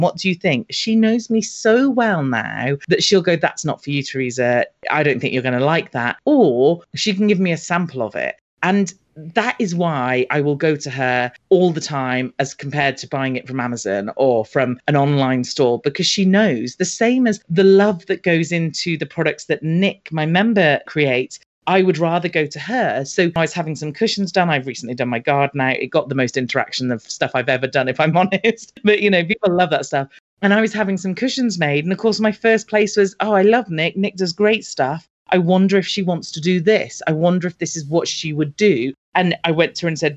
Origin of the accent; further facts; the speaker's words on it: United Kingdom; I'm British